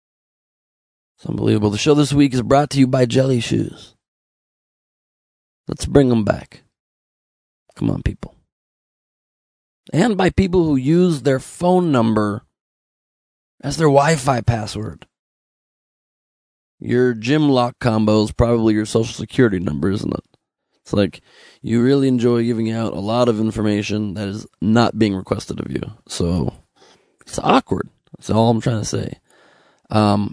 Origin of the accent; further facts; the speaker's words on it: Los Angeles, California, United States; I was born in the good old U.S. of A. Los Angeles, California.